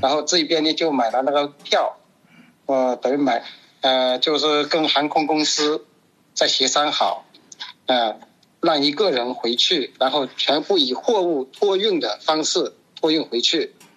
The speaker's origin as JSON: {"language": "Chinese", "town": "Wenzhou", "region": "Zhejiang", "country": "China", "moved": "yes", "lives_now": "Italy", "said": "我们这边温州人有个传统"}